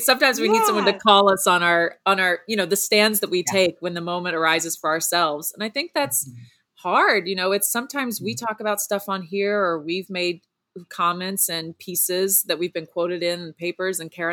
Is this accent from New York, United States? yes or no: no; Southeast Texas, United States; Girl, I'm from Southeast Texas, so I know that humidity and I know that heat